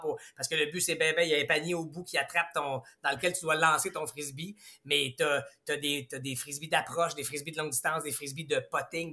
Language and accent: French; Quebec, Canada; on est tellement chanceux d'avoir quatre saisons ici chez nous au Québec